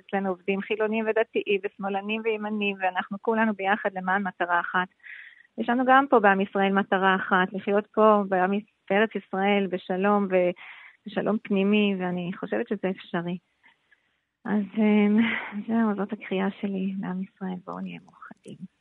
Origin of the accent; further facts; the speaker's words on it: Switzerland; Hebrew is a second language; moved away as an adult; now in Israel; אני עליתי לארץ בגיל 18 משוויץ